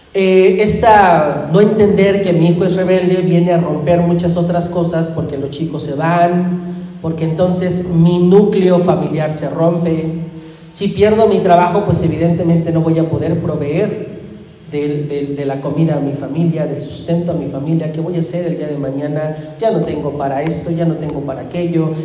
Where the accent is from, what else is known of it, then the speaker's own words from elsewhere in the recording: Irapuato, Guanajuato, Mexico; now in Ecatepec, Mexico; Irapuato, mi tierra